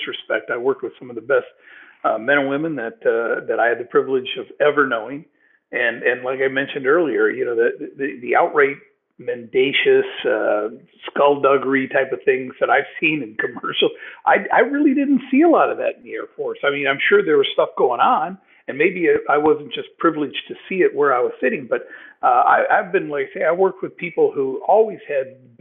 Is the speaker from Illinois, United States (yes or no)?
yes; Moline, Illinois, United States; I grew up in, I said, rather isolated area. I was in the city limits of Moline, Illinois.